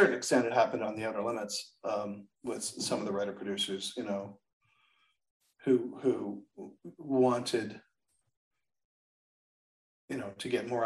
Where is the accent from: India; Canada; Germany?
Canada; moved away; I'm Canadian